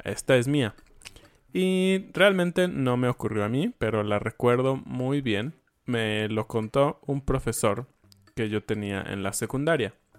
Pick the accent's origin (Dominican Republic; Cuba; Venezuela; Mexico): Mexico; somos mexicanos